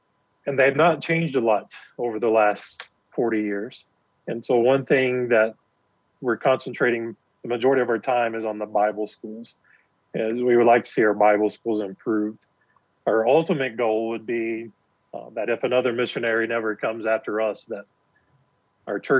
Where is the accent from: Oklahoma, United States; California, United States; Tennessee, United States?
Tennessee, United States; East; moved away as an adult; also born or lived in Decatur, Alabama; now in Kenya; I grew up in East Tennessee. I lived there for 20 years